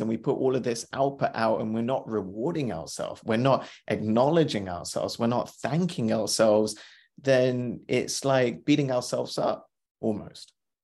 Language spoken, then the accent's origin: English; India; I'm Indian.